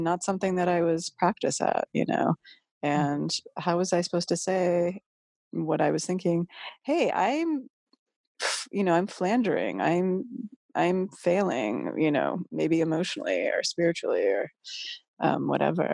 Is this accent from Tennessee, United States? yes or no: no; Massachusetts, United States; moved away; also born or lived in Northern California; I'm from Massachusetts and my mom's Catholic